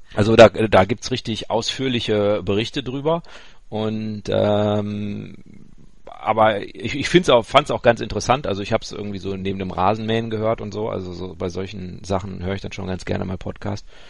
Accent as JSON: {"language": "German", "area": "Ruhr area", "region": "North Rhine-Westphalia", "country": "Germany", "tie": "born or raised there", "said": "ich bin ja ein Kind des Ruhrgebiets, also äh, ich ko mhm. komme ja da aus Wittenherdecke, die Ecke."}